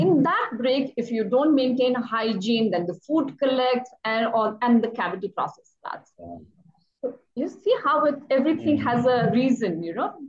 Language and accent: English; Shimla, Himachal Pradesh, India; born and raised in Shimla, that's in Himachal